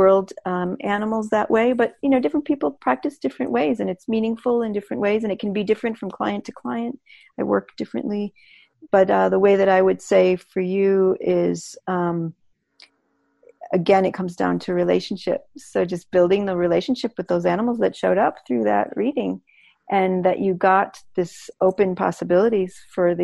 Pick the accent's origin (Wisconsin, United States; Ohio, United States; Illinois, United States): Illinois, United States; Chicago; I'm from Chicago